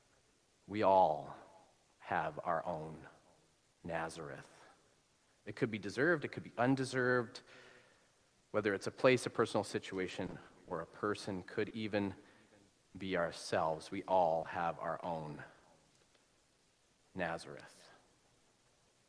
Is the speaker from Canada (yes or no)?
yes; Alberta, Canada; moved away; It's a little redneck, as we'd say, where I'm from. As I said, I'm from Alberta.